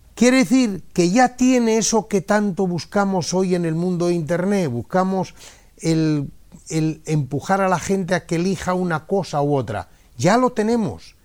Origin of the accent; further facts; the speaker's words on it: Sotero de Bodas, Castile and León, Spain; en mi pueblo, que es Sotero de Bodas